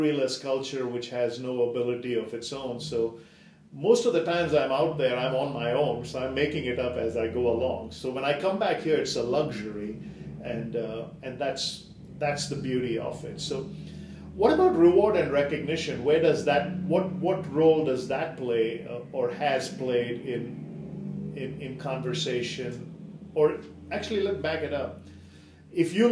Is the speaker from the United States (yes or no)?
no; India; moved away; I grew up in India